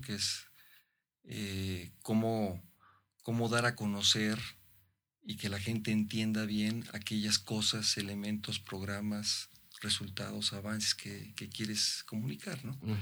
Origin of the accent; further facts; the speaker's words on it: Mexico; como mexicano